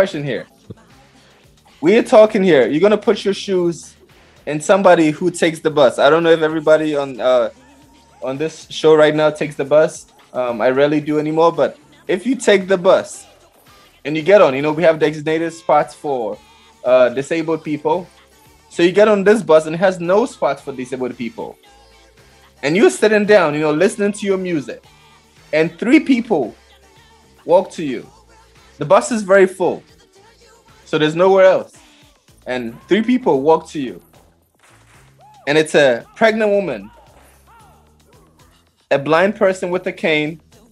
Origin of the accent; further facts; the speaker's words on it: Cameroon; I'm from Cameroon